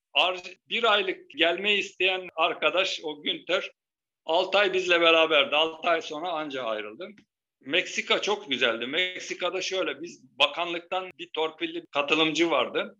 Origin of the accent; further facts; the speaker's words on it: Turkey; biz Türk'üz